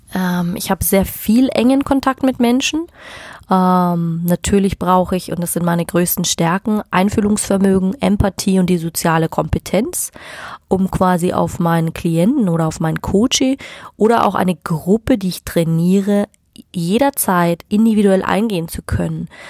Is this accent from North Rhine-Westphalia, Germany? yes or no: no; Munich, Bavaria, Germany; ich komme aus München